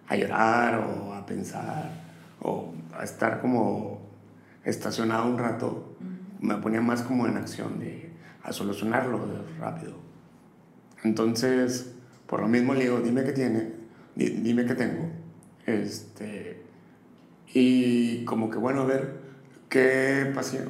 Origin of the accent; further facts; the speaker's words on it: Matamoros, Tamaulipas, Mexico; moved away as an adult; also born or lived in Austin / New York; now in Monterrey, Mexico; nací en Matamoros y a los 18 años me vine para acá, para, Monterrey